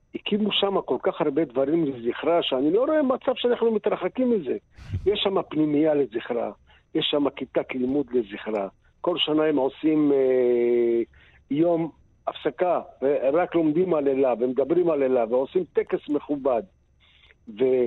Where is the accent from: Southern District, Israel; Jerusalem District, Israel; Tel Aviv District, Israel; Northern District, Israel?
Southern District, Israel; Sderot; אנחנו, אני ואשתי נולדנו בשדרות. אנחנו כבר בני 65.